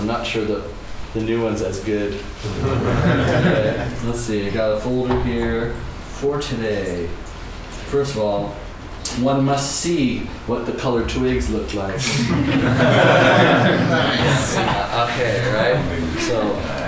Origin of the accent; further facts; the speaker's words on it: Seattle, Washington, United States; moved away as an adult; also born or lived in New York; when I grew up in Seattle